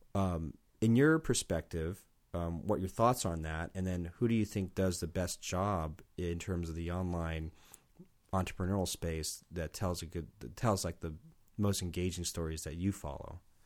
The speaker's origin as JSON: {"language": "English", "town": "San Diego", "region": "California", "country": "United States", "moved": "as an adult", "lives_now": "Portland, United States", "said": "I'm from San Diego"}